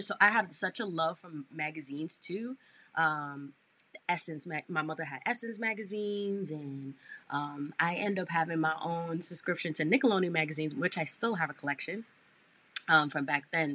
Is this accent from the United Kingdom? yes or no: no; New York City, New York, United States; born and raised in Brooklyn, New York